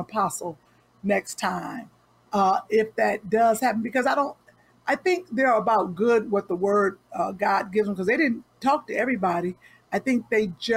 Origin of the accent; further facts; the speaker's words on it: Cleveland, Ohio, United States; also born or lived in Nashville, Tennessee; I'm from Cleveland.